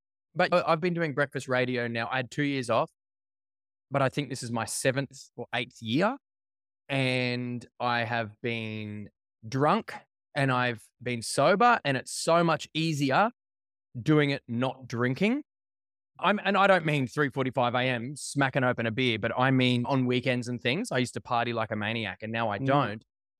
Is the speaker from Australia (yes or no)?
yes; Brisbane, Queensland, Australia; So I grew up in Brisbane, on the south side of Brisbane.